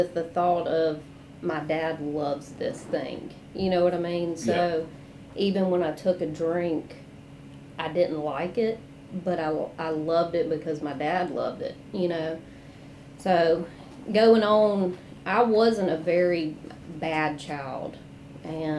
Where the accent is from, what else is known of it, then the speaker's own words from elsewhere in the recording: Rankin County, Jackson, Bolton, Clinton, Mississippi, United States; So I grew up in Rankin County, and then when my dad remarried, moved to Jackson. And then we moved to Bolton, and I started going to Clinton schools.